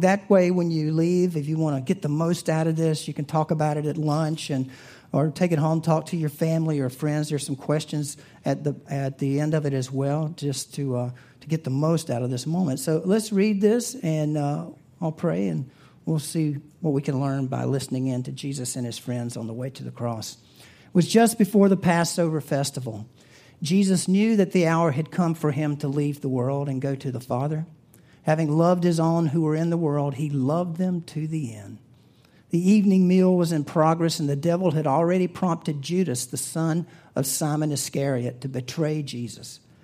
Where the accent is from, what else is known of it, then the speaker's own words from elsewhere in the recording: the South, United States; I'm from the South